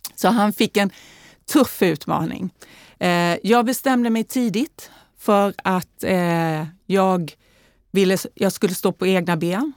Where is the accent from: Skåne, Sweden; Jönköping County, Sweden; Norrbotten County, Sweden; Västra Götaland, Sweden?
Jönköping County, Sweden; Värnamo; accent: Småland dialect; now in Stockholm, Sweden; Jag är ju född och uppvuxen i Småland, i Värnamo